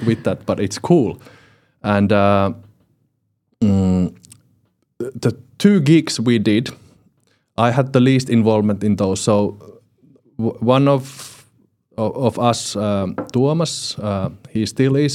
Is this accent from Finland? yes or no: yes; Finland; from finland